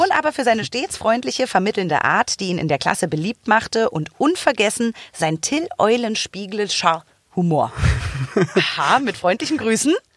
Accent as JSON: {"language": "German", "region": "Berlin", "country": "Germany", "tie": "born or raised there", "said": "ich bin in so quasi Nähe Kudamm geboren, born and raised am Kudamm"}